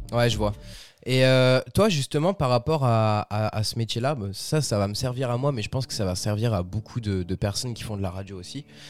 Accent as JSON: {"language": "French", "country": "France", "said": "chez nous en France"}